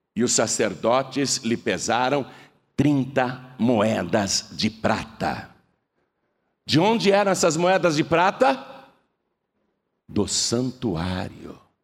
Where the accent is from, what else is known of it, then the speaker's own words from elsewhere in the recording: Brazil; eu sou brasileiro